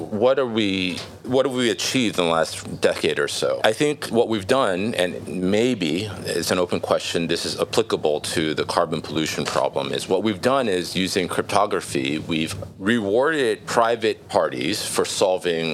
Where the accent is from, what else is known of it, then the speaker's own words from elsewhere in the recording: California, United States; I grew up in California